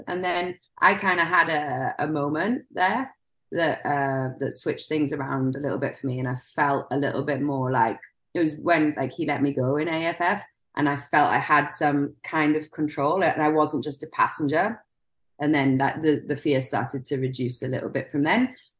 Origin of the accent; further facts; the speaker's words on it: Wales, United Kingdom; I grew up in Wales.